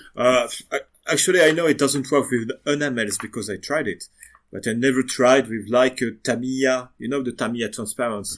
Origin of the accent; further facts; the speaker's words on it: western France, France; English is a second language; now in Lyon, France; I come from the Western France